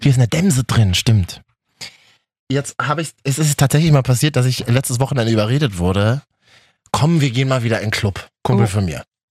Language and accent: German; Berlin, Germany; ich als Berliner, der aus Neukölln ist